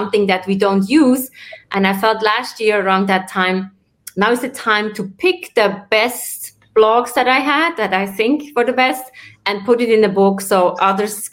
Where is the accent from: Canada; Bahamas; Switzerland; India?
Switzerland; also born or lived in New York area; now in New York, United States; I'm originally from Switzerland. I live in the New York area